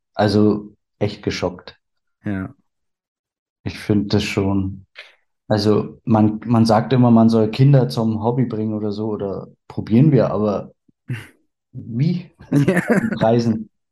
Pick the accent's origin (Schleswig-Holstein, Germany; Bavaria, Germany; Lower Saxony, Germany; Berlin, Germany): Berlin, Germany; Bin gebürtig aus Berlin